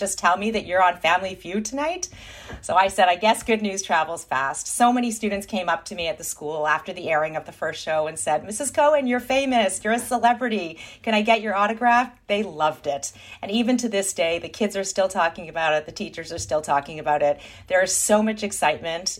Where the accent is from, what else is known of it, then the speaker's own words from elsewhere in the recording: Thornhill, Ontario, Canada; We're proud Jews from Thornhill